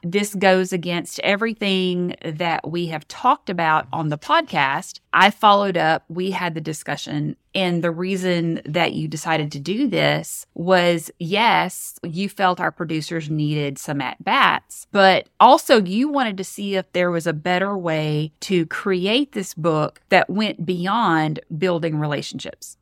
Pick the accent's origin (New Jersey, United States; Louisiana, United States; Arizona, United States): Louisiana, United States; Northeast; also born or lived in Mississippi; I'm from Northeast Louisiana